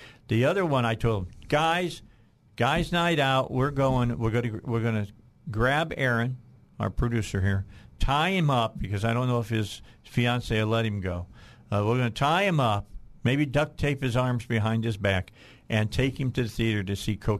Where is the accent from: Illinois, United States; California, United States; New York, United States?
Illinois, United States; outside of Chicago; You knew I grew up outside of Chicago.